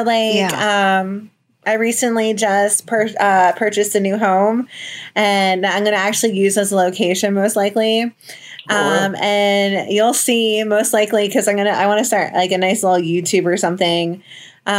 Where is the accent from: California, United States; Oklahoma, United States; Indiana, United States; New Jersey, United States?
New Jersey, United States; moved away as an adult; also born or lived in Florida; I'm from New Jersey originally